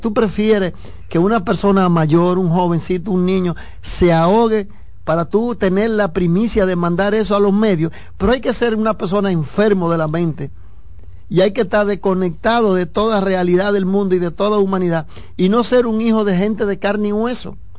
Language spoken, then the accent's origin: Spanish; Nagua, María Trinidad Sánchez, Dominican Republic; yo soy de Nagua